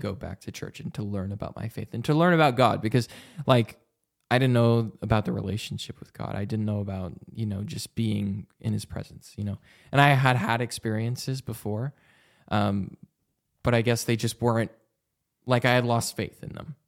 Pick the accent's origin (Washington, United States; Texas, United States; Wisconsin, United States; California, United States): Washington, United States; Vancouver; Vancouver, Washington is my hometown